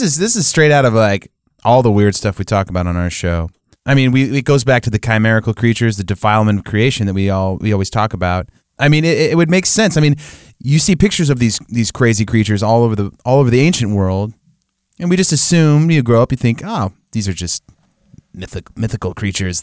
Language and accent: English; United States; we as American Christians